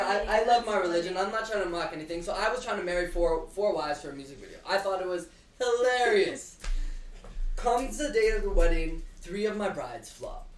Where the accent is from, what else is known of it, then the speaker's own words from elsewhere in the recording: Canada; I'm Canadian